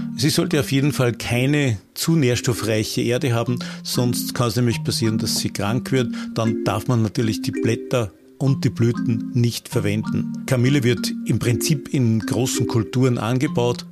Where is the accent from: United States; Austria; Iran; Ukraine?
Austria; bei uns in Österreich